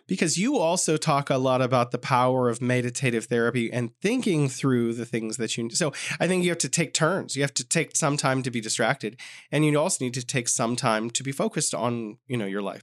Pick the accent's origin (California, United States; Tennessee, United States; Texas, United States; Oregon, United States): California, United States; moved away as an adult; now in Beijing, China; my home state of California